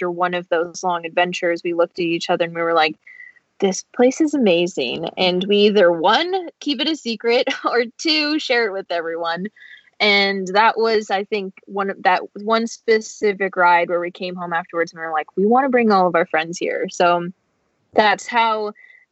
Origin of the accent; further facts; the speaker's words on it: Orange County, Southern California, United States; Growing up in Southern California, in Orange County specifically